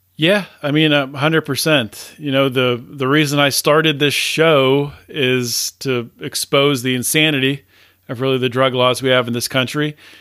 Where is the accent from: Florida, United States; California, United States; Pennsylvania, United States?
Pennsylvania, United States; Pennsylvania is probably, that's, that's my home state